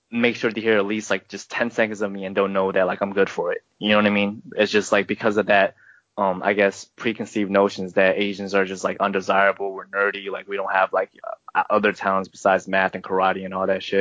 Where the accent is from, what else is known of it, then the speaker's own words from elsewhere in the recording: Seattle, Washington, United States; let's not dog Seattle. on my hometown.